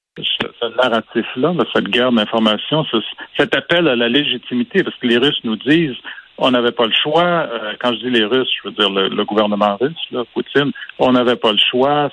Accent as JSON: {"language": "French", "region": "Quebec", "country": "Canada", "tie": "born or raised there", "said": "j'ai grandi au Québec euh, dans les années 70, quand j'étais ado"}